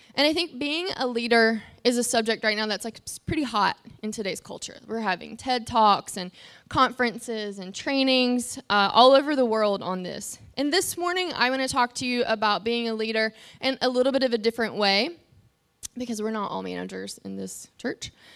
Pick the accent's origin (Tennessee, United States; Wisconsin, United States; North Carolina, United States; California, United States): North Carolina, United States; moved away; I'm from North Carolina